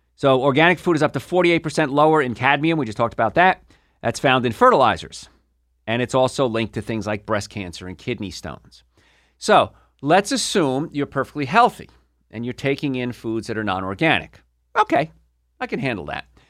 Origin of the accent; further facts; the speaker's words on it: Hoboken, New Jersey, United States; I grew up in Hoboken, New Jersey